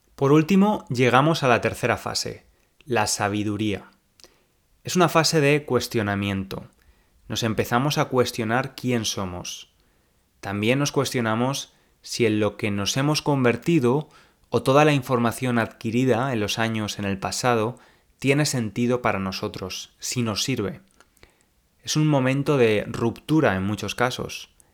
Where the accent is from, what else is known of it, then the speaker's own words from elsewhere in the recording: Spain; accent: Spanish; now in England; no tengo un acento similar al de un nativo tengo un acento claramente español